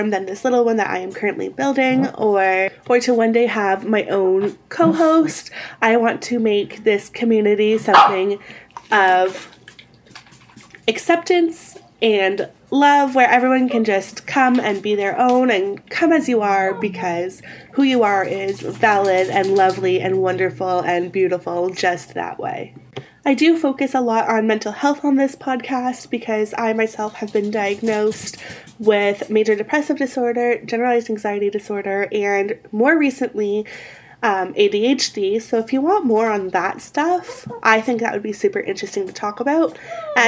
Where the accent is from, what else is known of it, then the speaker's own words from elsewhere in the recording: Windsor, Ontario, Canada; I hail from Southern Ontario, specifically Windsor